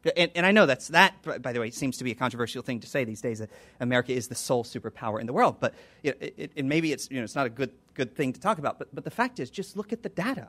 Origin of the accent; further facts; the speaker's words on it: United States; I'm an American